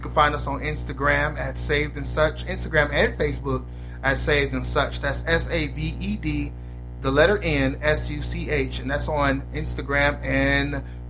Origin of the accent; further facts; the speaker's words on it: Chicago, Illinois, United States; I'm from Chicago